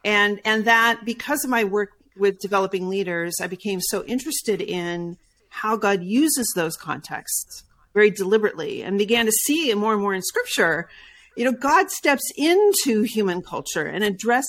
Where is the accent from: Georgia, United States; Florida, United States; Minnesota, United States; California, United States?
California, United States; also born or lived in Brazil / South Carolina; because I was born in South Carolina, grew up in Brazil, then in Southern California.